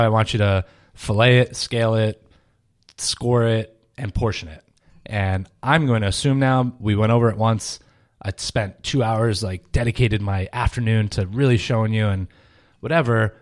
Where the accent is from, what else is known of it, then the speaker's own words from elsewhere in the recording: Rhode Island, United States; moved away as an adult; also born or lived in Paris, France / Boston, Massachusetts; grew up in Rhode Island